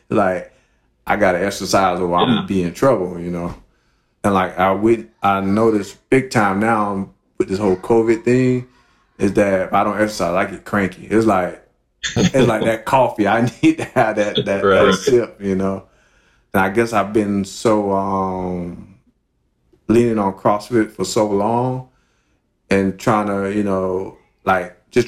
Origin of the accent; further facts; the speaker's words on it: Miami, Florida, United States; I grew up in Miami, Coconut Grove to be more specific